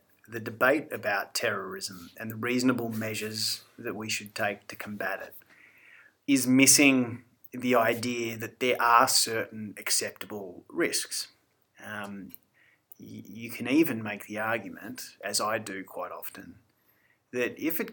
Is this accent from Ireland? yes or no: no; Australia; being Australian as we are.